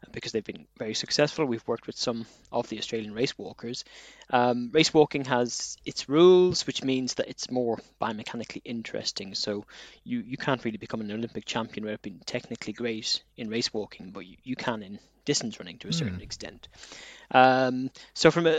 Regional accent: Ireland; moved away as an adult; now in Leeds, United Kingdom; I'm originally from Ireland, and I studied applied physiology there first after leaving school.

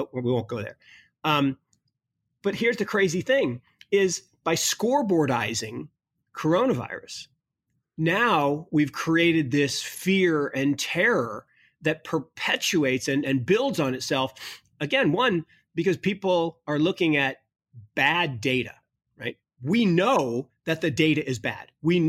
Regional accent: Kirkland, Washington, United States; I mean, it's kind of freaky to think, you know, Kirkland, Washington, where I grew up, was the epicenter of the crisis.

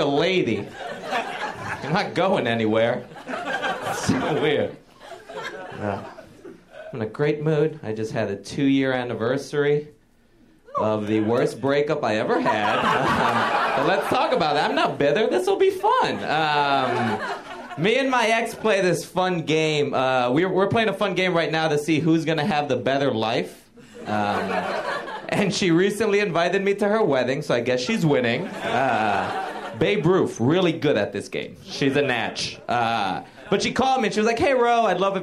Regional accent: Puerto Rico; now in New York, United States; I grew up in Puerto Rico

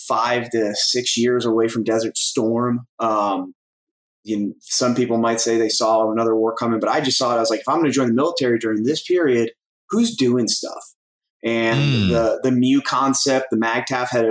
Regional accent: Northern Connecticut, United States; I grew up in Northern Connecticut

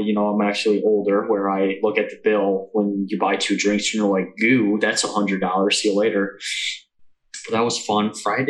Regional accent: Midwest, United States; we're all from the Midwest

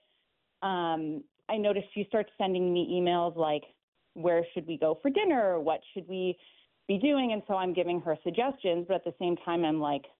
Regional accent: Canada; I'm from Canada

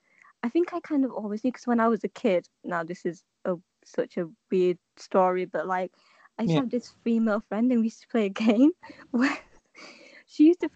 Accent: Leeds, Yorkshire and the Humber, United Kingdom; I'm just a bisexual digital marketer. That's how I describe myself. Well, I'm from Leeds. I was born here. My mum is from India. My dad's from Pakistan.

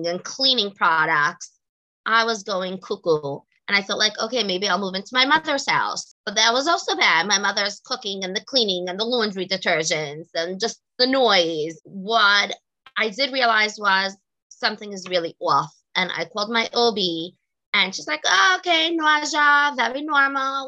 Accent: New York City, New York, United States; I grew up, was born and bred in Brooklyn, New York.

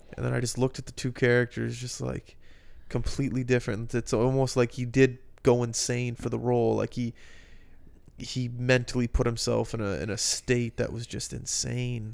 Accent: Halifax, Nova Scotia, Canada; moved away; I lived in two houses growing up in Halifax

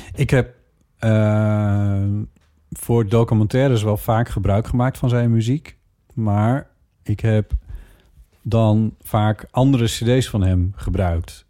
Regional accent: Friesland, Netherlands; moved away; de boerderij waar ik ben opgegroeid en waar wij jaren hebben gewoond

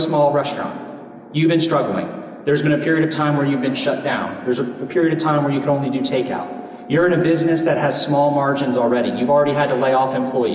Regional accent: Pinellas County, Florida, United States; in my hometown in Pinellas County

